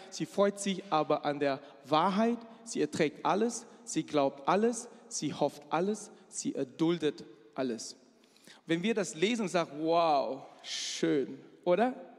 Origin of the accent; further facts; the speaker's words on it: Malaysia; German is a second language; moved away as an adult; now in Germany; Ich komme aus Malaysia, aber ich sehe sehr chinesisch aus, denn ich bin Chinese